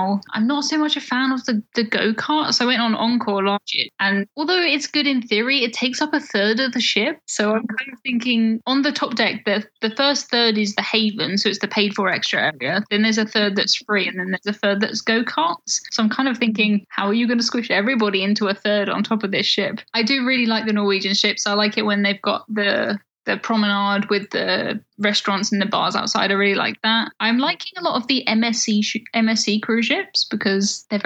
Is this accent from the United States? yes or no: no; United Kingdom; us from the UK